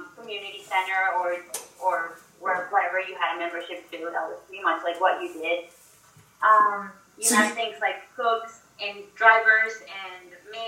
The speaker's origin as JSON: {"language": "English", "country": "Venezuela", "tie": "born or raised there", "moved": "as an adult", "lives_now": "Miami, United States", "said": "I'm originally from Venezuela. I live in Miami, Florida. I've been living there for about 7 years"}